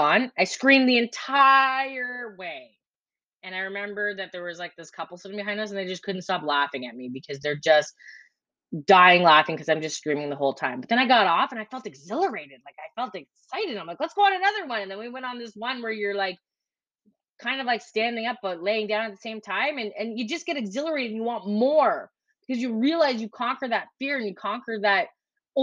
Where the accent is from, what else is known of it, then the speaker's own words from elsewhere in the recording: Ontario, Canada; now in Prince Edward Island, Canada; I am from Canada, originally from Ontario, and I currently live in Prince Edward Island.